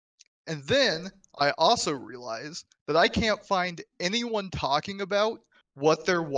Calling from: Seattle, Washington, United States; Still Seattle, Travis.

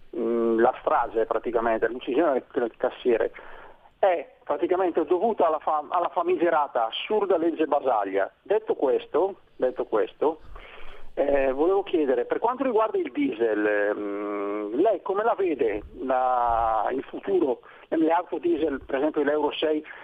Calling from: Brescia, Lombardy, Italy; siamo da Brescia.

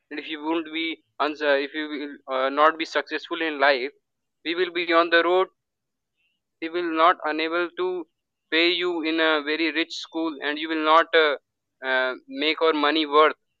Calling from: Varanasi, Uttar Pradesh, India; From India, the state is Uttar Pradesh

